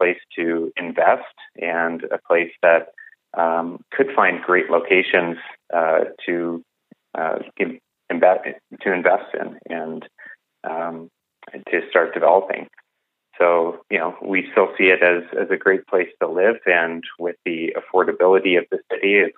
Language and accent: English; Calgary, Alberta, Canada; I've been born and raised in Calgary